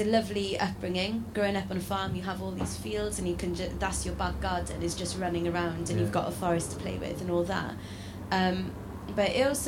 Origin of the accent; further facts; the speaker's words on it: South West Wales, United Kingdom; I'm from South West Wales